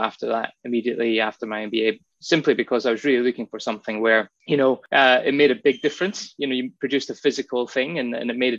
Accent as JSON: {"language": "English", "town": "Inverness", "region": "Scotland", "country": "United Kingdom", "tie": "born or raised there", "moved": "yes", "lives_now": "Western Australia, Australia", "said": "I was born in the Highlands of Scotland in a place"}